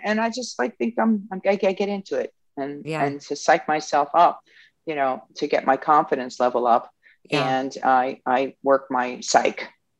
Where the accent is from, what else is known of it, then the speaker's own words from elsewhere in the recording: Yonkers, New York, United States; also born or lived in Westchester, New York; Yonkers, New York. I was born and raised there and then, you know, upper Westchester.